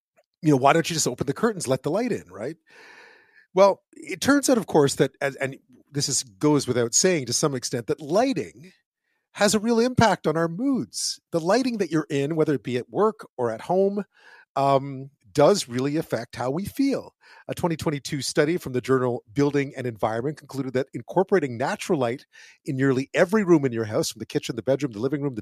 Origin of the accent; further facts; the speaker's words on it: Montreal, Quebec, Canada; the flat that I grew up in Montreal